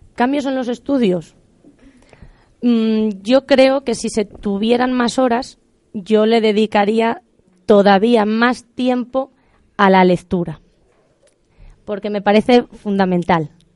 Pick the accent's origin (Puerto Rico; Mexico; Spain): Spain; Aldearrodrigo, Castile and León; also born or lived in Salamanca; Yo soy de un pueblo muy pequeñito de Salamanca que se llama Aldea Rodrigo